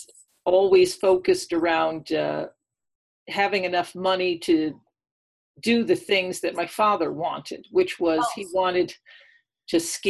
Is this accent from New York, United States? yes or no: yes; near Woodstock, New York, United States; moved away as an adult; also born or lived in Nevada; I grew up actually right next to Woodstock in New York. It's in the Catskill Mountains